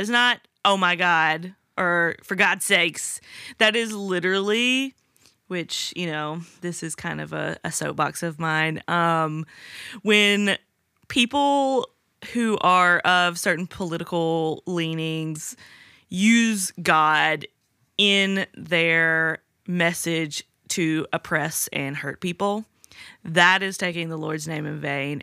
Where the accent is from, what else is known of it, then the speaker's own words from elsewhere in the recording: the South, United States; I grew up in the South.